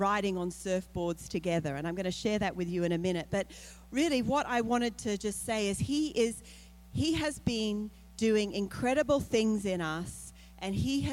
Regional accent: Australia; moved away; I'm from Australia.

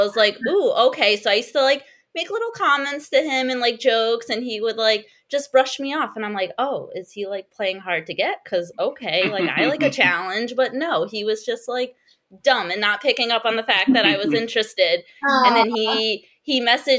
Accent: Rhode Island, United States; born or raised there

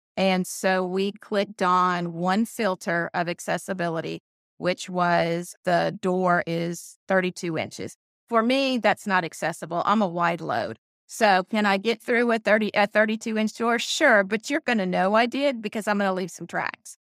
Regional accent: Conway, Arkansas, United States; moved away; we built a model property in my hometown of Conway, Arkansas. I haven't been home in about thirty years

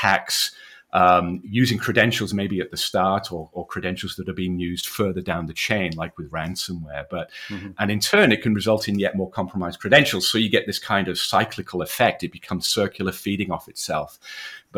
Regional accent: Wales, United Kingdom; You can tell from the accent, I'm from the UK, born and bred in Wales, educated there.

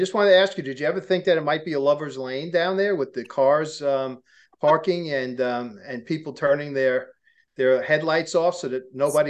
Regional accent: Brooklyn, New York, United States; now in Queens, United States; I grew up in Brooklyn

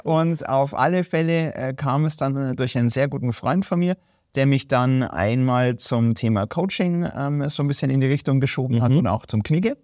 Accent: Germany; hier bei uns in Deutschland

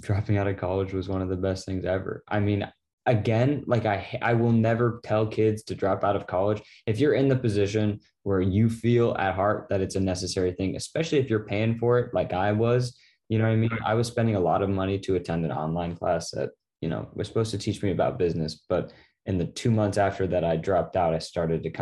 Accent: Laguna Beach, California, United States; also born or lived in Newport; That's my hometown at the top of the world where I grew up

